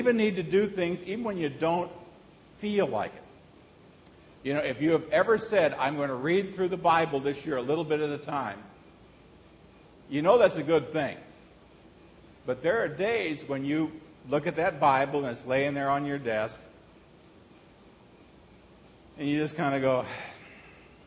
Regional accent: Nebraska, United States; moved away; also born or lived in Hong Kong / Texas; Growing up in Nebraska

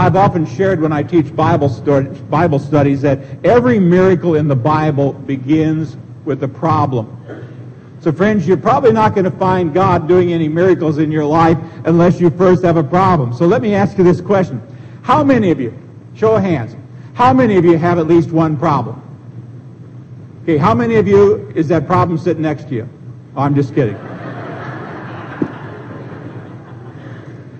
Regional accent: Seward, Nebraska, United States; moved away; When I was a little kid growing up in Seward, Nebraska

